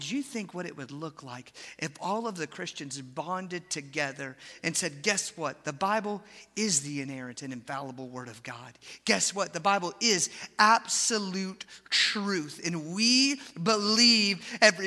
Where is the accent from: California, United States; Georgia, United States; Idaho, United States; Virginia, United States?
Georgia, United States; Atlanta; moved away; I grew up in Atlanta